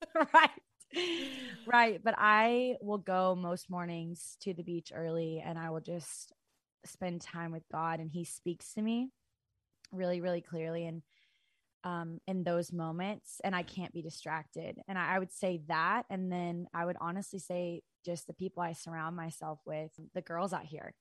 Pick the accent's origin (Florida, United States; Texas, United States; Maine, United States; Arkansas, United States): Arkansas, United States; Fayetteville; I'm originally from Arkansas. I'm from Fayetteville, Arkansas